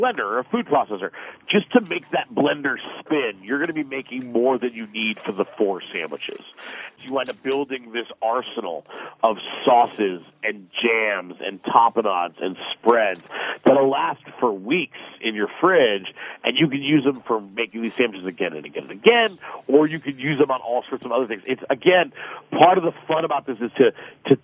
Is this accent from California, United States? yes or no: yes; Los Angeles, California, United States; I'm from Los Angeles